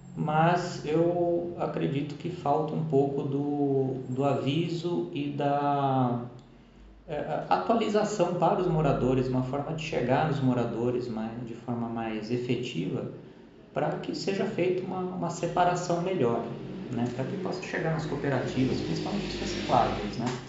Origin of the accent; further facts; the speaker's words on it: São Paulo, Brazil; como a gente é de São Paulo, é bolacha, não é biscoito